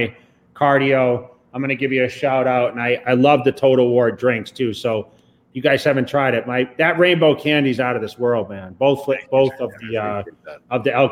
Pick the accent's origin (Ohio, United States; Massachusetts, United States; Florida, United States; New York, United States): Massachusetts, United States; I grew up skiing in Massachusetts